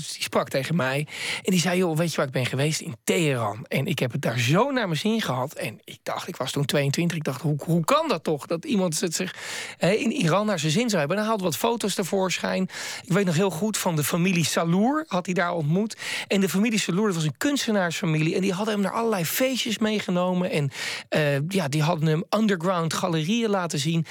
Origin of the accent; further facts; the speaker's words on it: Netherlands; uit Nederland